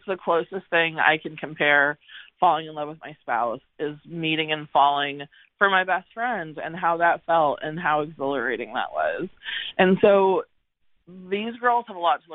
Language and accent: English; San Antonio, Texas, United States; also born or lived in Connecticut; I'm originally from Connecticut, but as a child I moved to San Antonio